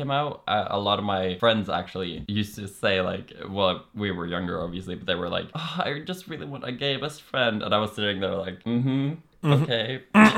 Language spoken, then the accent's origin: English; Norway; accent: Norwegian